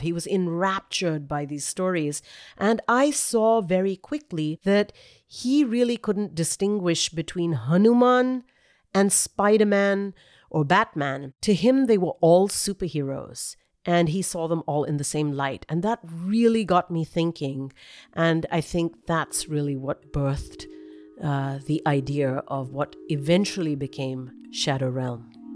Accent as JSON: {"language": "English", "country": "India", "also_born_or_lived": "San Francisco, United States", "moved": "yes", "said": "As an Indian, we all have personal connections to the story of the Ramayan. We just grow up with this"}